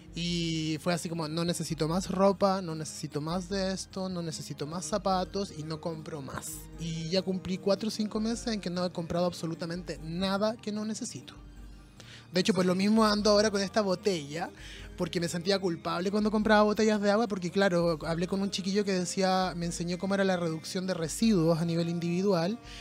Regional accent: Chile; Nosotros como chilenos formamos parte de una cultura sumamente violenta

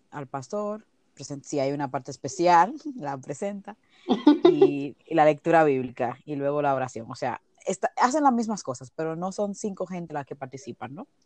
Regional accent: Dominican Republic; now in Spain; cuando yo me mudé de República Dominicana aquí, a la iglesia actual que asisto en España

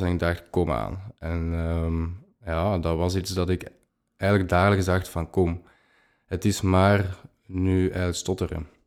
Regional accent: Leuven, Flanders, Belgium; ik ben afkomstig van Leuven

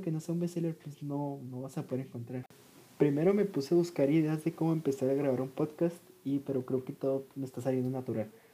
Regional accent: Ciudad Juárez, Chihuahua, Mexico; soy originario de Ciudad Juárez, Chihuahua, que está localizado en México.

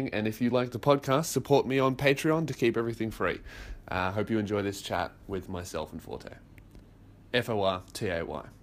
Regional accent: Blacktown, New South Wales, Australia; born or raised there

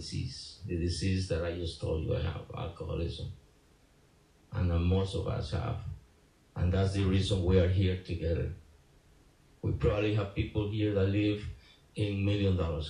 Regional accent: San Jose, Costa Rica; moved away as an adult; also born or lived in North Hollywood; I was born in San Jose, Costa Rica.

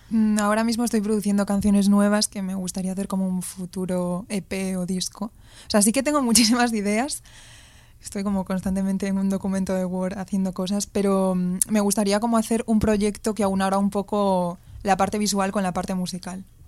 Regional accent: Ourense, Galicia, Spain; moved away as an adult; now in Madrid, Spain; soy de Ourense, la ciudad más fea de Galicia

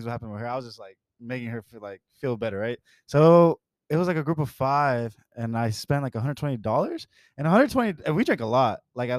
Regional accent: Atlanta, Georgia, United States; I'm from Atlanta, so we don't really call it like that.

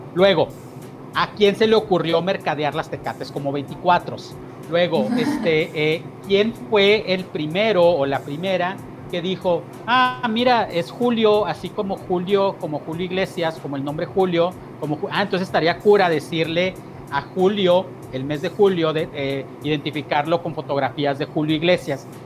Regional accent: San Agustín, Chihuahua, Mexico; moved away as an adult; que es el pueblo donde vivo, es el pueblo donde crecí. Pasé 10 años fuera de este pueblo, entre los 26 y los 36, y a los 36 volví.

